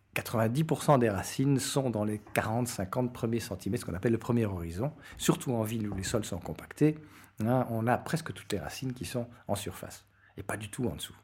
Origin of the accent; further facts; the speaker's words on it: Belgium; moved away as an adult; also born or lived in Latin America / Portugal; je suis un Belge d'une cinquantaine d'années